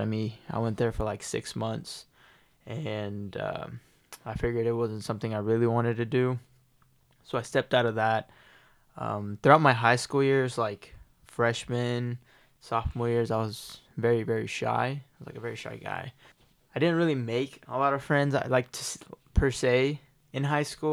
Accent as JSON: {"language": "English", "town": "Tulsa", "region": "Oklahoma", "country": "United States", "tie": "born or raised there", "said": "I was born and raised in Tulsa, Oklahoma"}